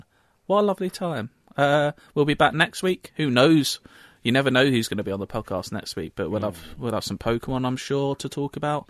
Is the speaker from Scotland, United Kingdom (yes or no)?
no; London, United Kingdom; I'm on the very border of London. I'm still a Londoner. I call myself a Londoner.